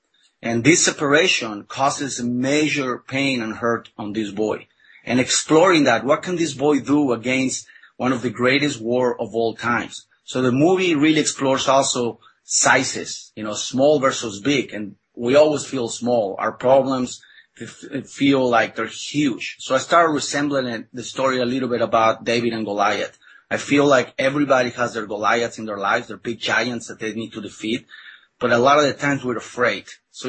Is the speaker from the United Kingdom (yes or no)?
no; Mexico; English is a second language; you know, I was born and raised in Mexico, and I was not very familiar with the illustrations of Norman Rockwell.